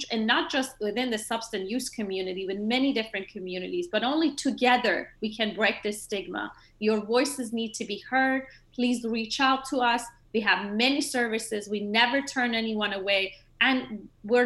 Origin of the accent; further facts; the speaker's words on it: Maryland, United States; now in Georgia, United States; I'm from Maryland